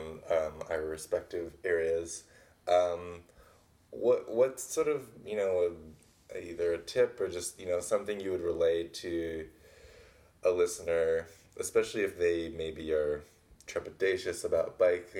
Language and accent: English; Los Angeles, California, United States; moved away as an adult; also born or lived in Paris, France; now in San Francisco, United States; my hometown